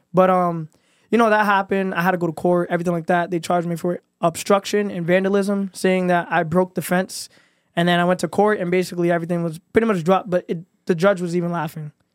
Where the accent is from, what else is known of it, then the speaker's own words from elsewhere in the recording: Providence, Rhode Island, United States; also born or lived in New York City / Florida; Born and raised, uh, lived all around Rhode Island, uh, Providence